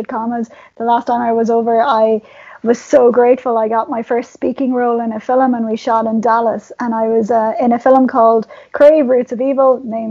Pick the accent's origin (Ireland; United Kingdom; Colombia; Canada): Ireland; As an Irish person